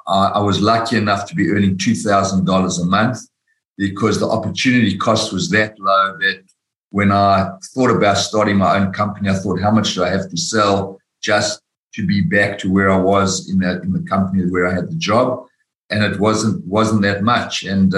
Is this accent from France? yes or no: no; South Africa; moved away as an adult; now in Australia; As you said, I came from South Africa. I'm a chartered accountant by profession. I worked for Price Waterhouse in South Africa.